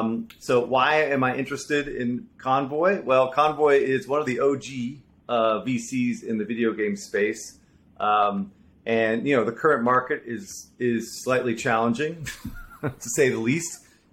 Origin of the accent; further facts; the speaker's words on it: Jubail, Eastern Province, Saudi Arabia; I grew up in Saudi Arabia, so I kind of understand the nomadic lifestyle of expats, which is different, unique background.